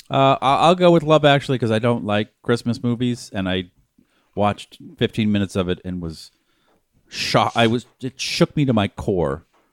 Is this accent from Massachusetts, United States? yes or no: yes; Boston, Massachusetts, United States; St. Patrick's Day. Because I grew up in Boston.